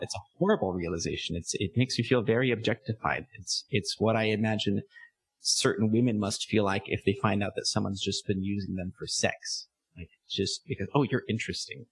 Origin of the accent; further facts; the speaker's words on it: San Diego, California, United States; moved away as an adult; also born or lived in Armenia; now in Philippines; where I come from, San Diego